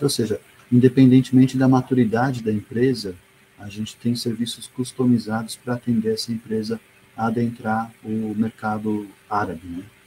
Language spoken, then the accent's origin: Portuguese; Brazil; eu sou brasileiro mesmo